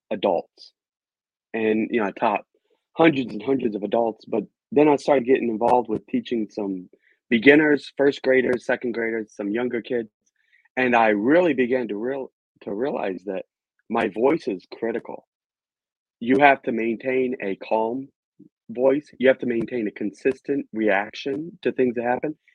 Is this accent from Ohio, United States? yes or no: no; Virginia, United States; Well, I am an American, I was born and raised in Virginia